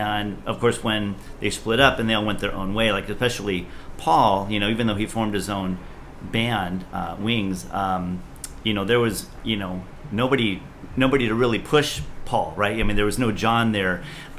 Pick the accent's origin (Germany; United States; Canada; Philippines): Philippines; I think he still lives in Hawaii that I grew up with in the Philippines.